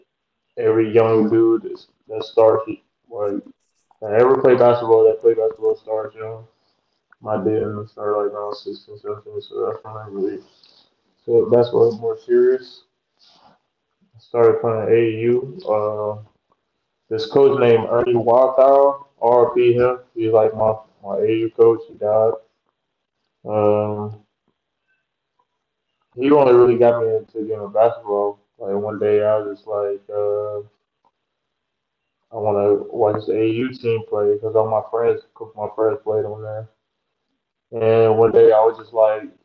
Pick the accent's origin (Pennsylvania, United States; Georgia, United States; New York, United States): Georgia, United States; Hinesville; also born or lived in Vidalia, Georgia; I'm not from Hinesville, but I grew up in Hinesville. I was born in Vandalia, Georgia, but I claim Hinesville because I was raised there since I was in middle school